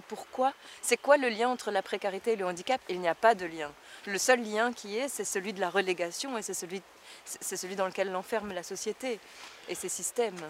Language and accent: French; Tournai, Wallonia, Belgium; ma ville natale.